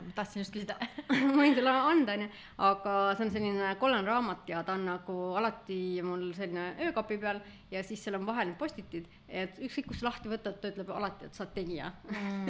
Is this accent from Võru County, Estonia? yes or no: yes; Võru, Võru County, Estonia; moved away; ma sündisin ja kasvasin, käisin koolis Võrus